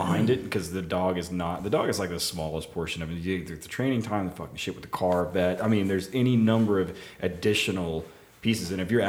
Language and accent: English; Tulsa, Oklahoma, United States; You know, I tell even in my hometown of Tulsa, like their canine unit is super old, well supported, well run, well funded.